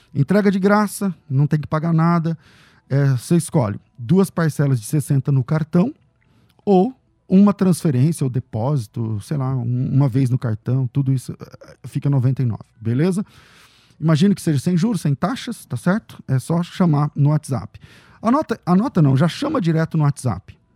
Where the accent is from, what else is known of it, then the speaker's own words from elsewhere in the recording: Northeast Region, Brazil; eu sou do Nordeste